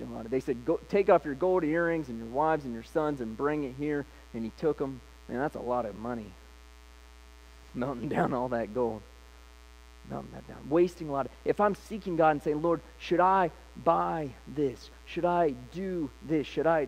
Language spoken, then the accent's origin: English; Licking County, Ohio, United States; also born or lived in Columbus, Ohio; we grew up in Licking County